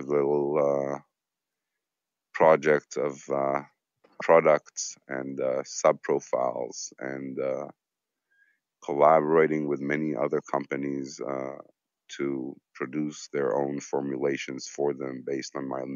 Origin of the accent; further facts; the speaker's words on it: Israel; I'm from Israel.